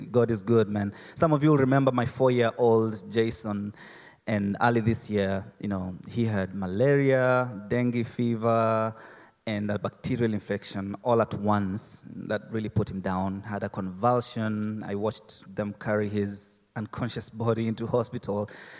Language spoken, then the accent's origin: English; Mombasa, Mombasa County, Kenya; I'm from Kenya, Mombasa, in Africa.